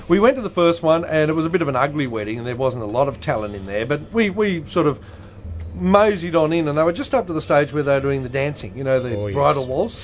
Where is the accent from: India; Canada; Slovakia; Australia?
Australia; We're from Australia.